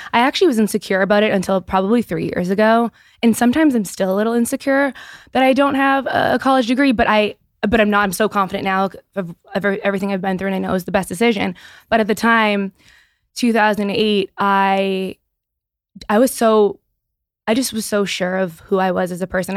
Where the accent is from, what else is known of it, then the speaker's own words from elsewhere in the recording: Easton, Massachusetts, United States; now my headquarters is in my hometown